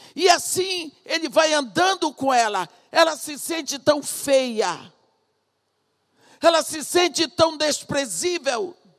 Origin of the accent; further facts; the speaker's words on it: Brazil; also born or lived in Iraq; eu sou brasileira